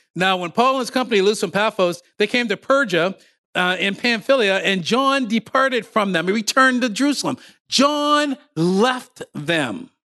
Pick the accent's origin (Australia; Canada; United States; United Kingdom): Canada; Ontario; moved away as an adult; also born or lived in Windsor, Ontario; now in Nova Scotia, Canada; I was raised in Ontario.